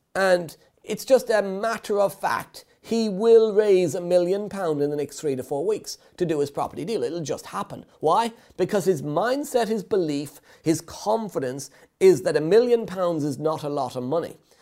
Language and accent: English; Ireland; being Irish